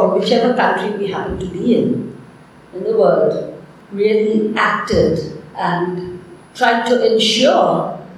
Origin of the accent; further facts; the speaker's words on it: Bangladesh; I'm from Bangladesh